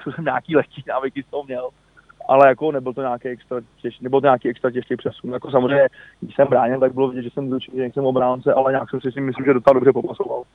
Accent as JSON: {"language": "Czech", "region": "Prague", "country": "Czechia", "also_born_or_lived": "Spain", "said": "jsem Pražák"}